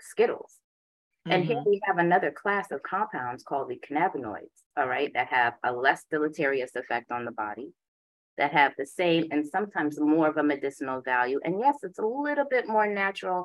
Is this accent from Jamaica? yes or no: yes; Jamaica; also born or lived in Boston; I am Jamaican. My father's a Rasta